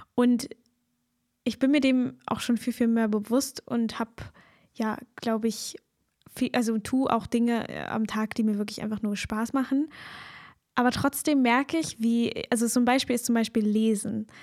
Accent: Germany; als Deutsche oder Menschen, die in Deutschland aufgewachsen sind, hier in der deutschen Kultur

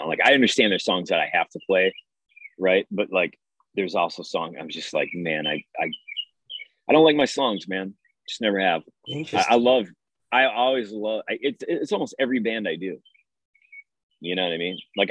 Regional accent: Detroit, Michigan, United States; I'm from Detroit

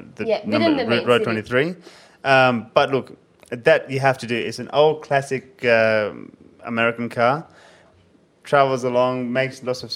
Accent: Australia; I'm from Australia

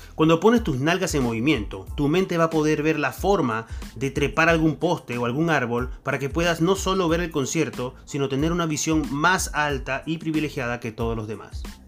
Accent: Venezuela; accent: Venezuelan; moved away as an adult; now in Argentina; Yo soy venezolano, como pudieron notar en mi acento

